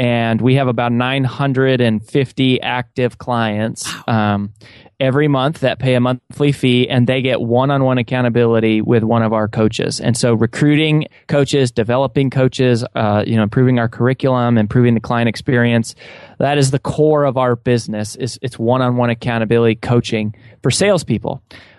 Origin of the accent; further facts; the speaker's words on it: Colorado, United States; now in Nashville, United States; And I grew up in Colorado, was raised by a single mom who sold Mary Kay Cosmetics